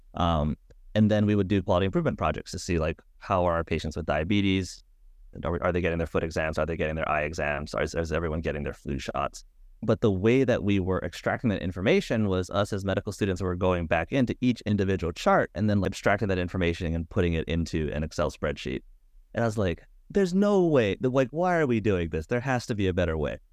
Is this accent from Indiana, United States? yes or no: no; Hawaii, United States; moved away; I'm from Hawaii originally, back home with one of the local hospitals